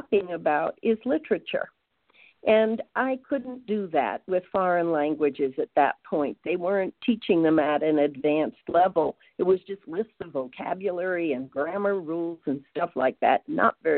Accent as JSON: {"language": "English", "area": "Long Island", "region": "New York", "country": "United States", "tie": "born or raised there", "moved": "as an adult", "lives_now": "St. Louis, United States", "said": "I grew up on Long Island"}